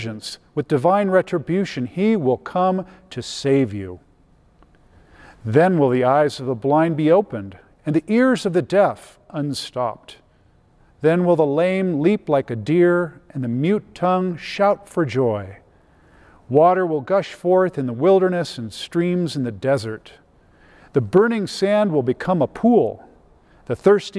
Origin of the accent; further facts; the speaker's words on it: Riverside, California, United States; moved away as an adult; now in Colorado, United States; I grew up in Southern California, about an hour east of Los Angeles, in a place called Riverside.